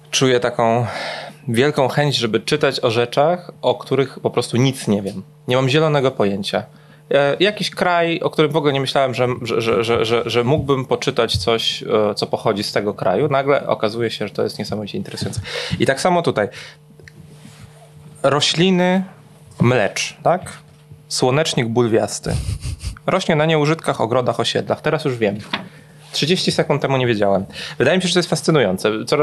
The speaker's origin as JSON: {"language": "Polish", "country": "Poland", "said": "Nie mogę być Polakiem. Oni nigdy, nigdy w swoim życiu nie spotkali nikogo w Warszawie, kto potrafi powiedzieć trzy słowa po rosyjsku."}